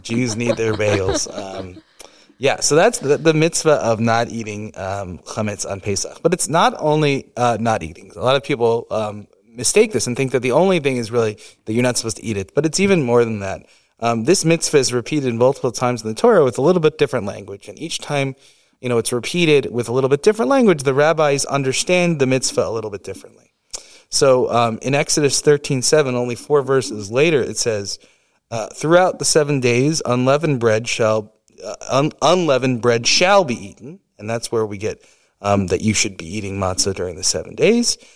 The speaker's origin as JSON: {"language": "English", "region": "New York", "country": "United States", "tie": "born or raised there", "said": "I grew up in New York"}